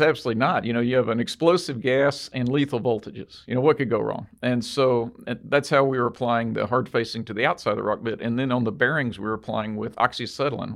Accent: Texas, United States; we're from Texas

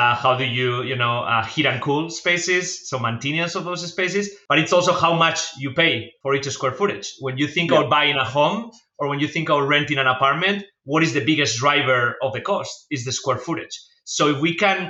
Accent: Spain; English is a second language; moved away as an adult; as you can tell from my accent, I'm not from the US, I'm from Spain.

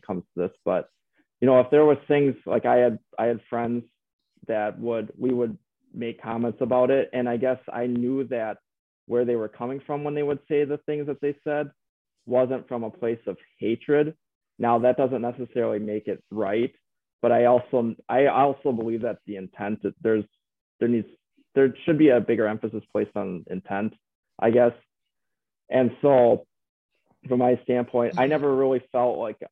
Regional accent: Tomah, Wisconsin, United States; So I grew up in the Tome area, small town between La Crosse, cities, Milwaukee

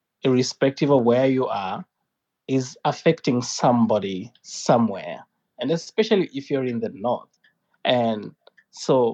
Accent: Kenya; I am an environmentalist from Kenya

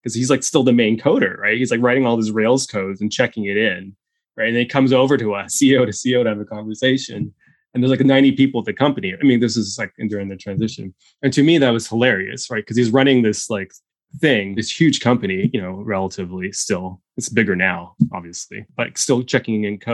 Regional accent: Ottawa, Ontario, Canada; now in Toronto, Canada; I'm from Ottawa.

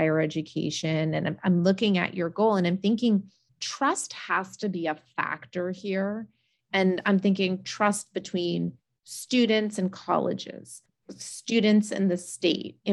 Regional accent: Northern Vermont, United States; I grew up in Northern Vermont

